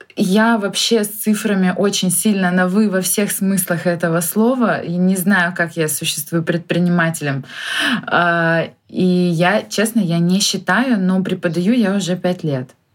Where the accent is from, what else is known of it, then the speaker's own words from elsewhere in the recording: Khabarovsk, Khabarovsk Krai, Russia; я из Хабаровска